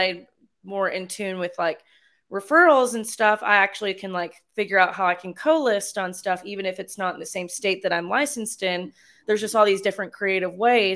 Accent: North Carolina, United States; now in San Angelo, United States; I'm originally from North Carolina

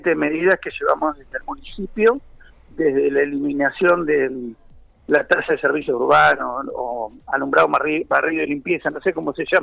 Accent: Mar del Plata, Buenos Aires Province, Argentina; Yo soy nacido y criado en Mar del Plata, o sea, tengo muchísimos años acá

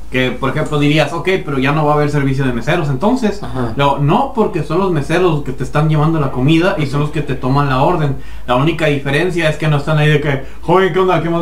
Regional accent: Mexico; está el, el, pinche, la variable, somos mexicanos.

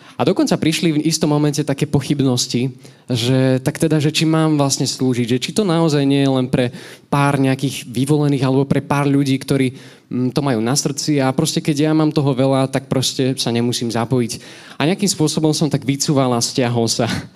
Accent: Nové Zámky, Nitra Region, Slovakia; moved away as an adult; now in Nitra, Slovakia; ja som originál z Nových zámkov

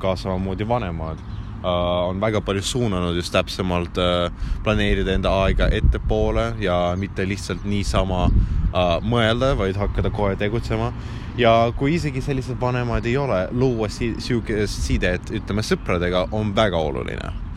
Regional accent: Ida-Viru County, Estonia; Estonian is a second language; moved away as an adult; kui mina olin Ida-Virumaal

